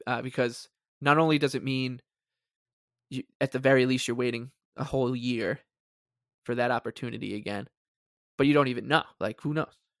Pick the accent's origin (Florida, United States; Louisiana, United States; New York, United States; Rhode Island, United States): New York, United States; Long Island; we are from Long Island